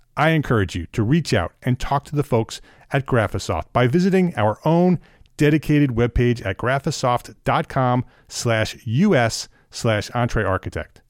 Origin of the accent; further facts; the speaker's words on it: Paramus, New Jersey, United States; I grew up in Paramus, that's why I asked. Bergen County